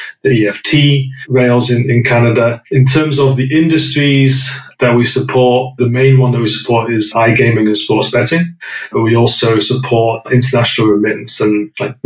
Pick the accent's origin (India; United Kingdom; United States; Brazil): United Kingdom; North West England; moved away as an adult; now in London, United Kingdom; So I grew up in a small village in the northwest of England. Those that didn't recognize the accent, I'm British